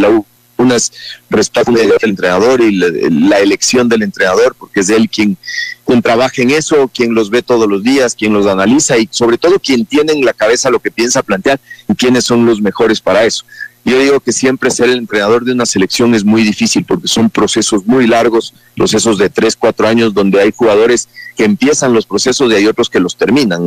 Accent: Ecuador; como buenos ecuatorianos

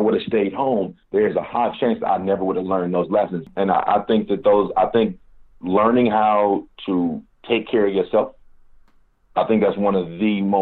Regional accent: Kansas City, Missouri, United States; moved away as an adult; also born or lived in Washington, D.C. / Maryland; I was born and raised in Kansas City, Missouri

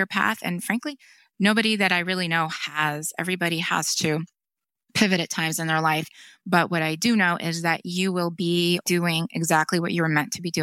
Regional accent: North Florida, United States; born or raised there; first language Spanish; English is a second language; also born or lived in Miami, Florida

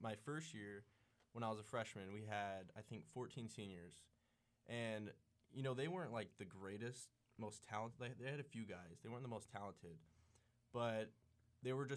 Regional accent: Murrieta, California, United States; I'm from Merida, California. It's about an hour from San Diego.

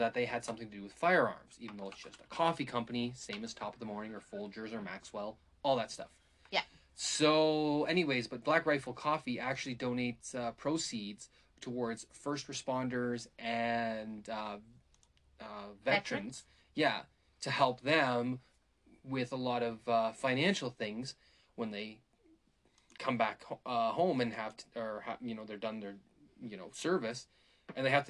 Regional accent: Calgary, Alberta, Canada; I grew up in Calgary for, like, elementary and stuff like that.

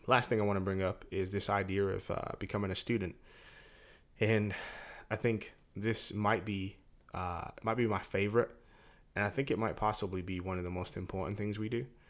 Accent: England, United Kingdom; moved away; I'm from England. We're naturally a little bit more stoic

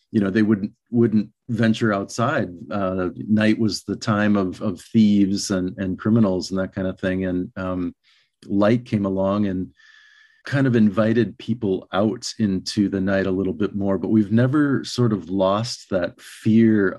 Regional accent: Minnesota, United States; moved away as an adult; also born or lived in Albuquerque, New Mexico; when I was a kid growing up in Minnesota

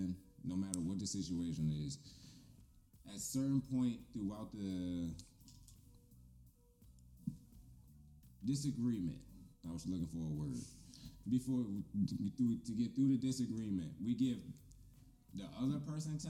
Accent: Glenarden, Maryland, United States; I'm from Glenna

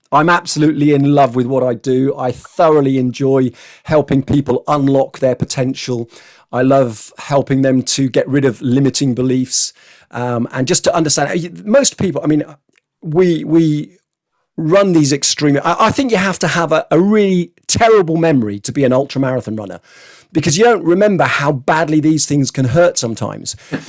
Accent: Scotland, United Kingdom; born there; But I had to write to them, you see, because actually I was born in Scotland.

